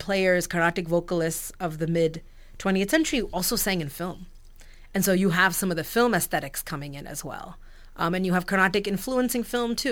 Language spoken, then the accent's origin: English; United States; I grew up in America. I'm a diaspora kid